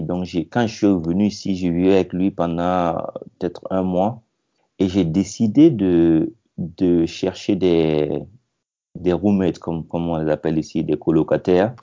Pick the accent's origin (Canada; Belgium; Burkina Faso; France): Burkina Faso; moved away as an adult; now in United States; je viens du Burkina Faso. Et ouais, je travaille actuellement aux États-Unis. je suis arrivé aux États-Unis en 2002